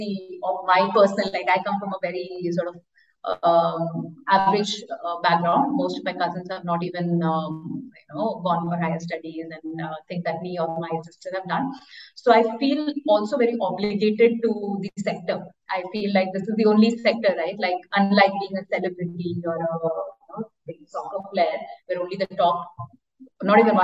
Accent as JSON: {"language": "English", "region": "eastern India", "country": "India", "tie": "born or raised there", "moved": "yes", "said": "So I'm from India. I grew up in a small town in eastern India"}